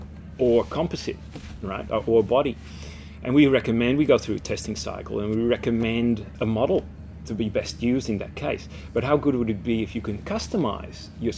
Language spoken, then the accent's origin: English; Netherlands; now in Australia; Born and raised in the Netherlands